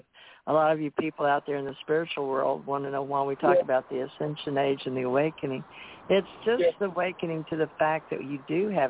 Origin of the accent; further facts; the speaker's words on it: United States; And that's the way I was raised to believe in America. I wasn't raised in India or other people out of country.